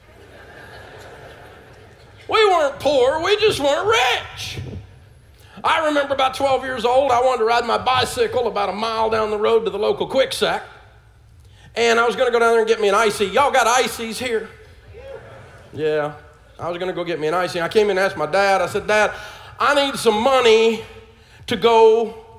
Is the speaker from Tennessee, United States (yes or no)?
yes; Nashville, Tennessee, United States; I grew up in Antioch, Tennessee, just outside of Nashville.